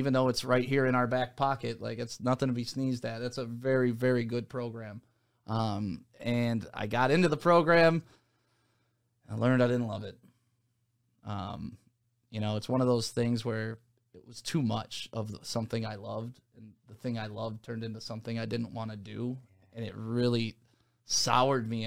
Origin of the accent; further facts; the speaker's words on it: Novi, Michigan, United States; also born or lived in Detroit, Michigan; I grew up in the Novi, West Bloomfield area